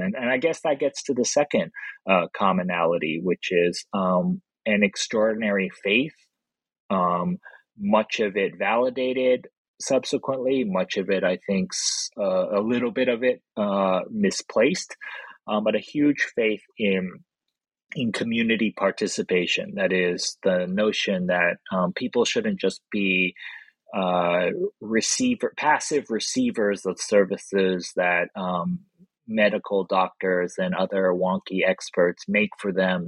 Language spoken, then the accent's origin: English; Los Angeles, California, United States; my hometown of Los Angeles